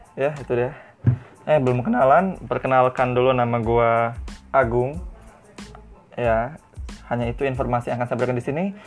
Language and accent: Indonesian; Lampung, Indonesia; Sebagai orang Lampung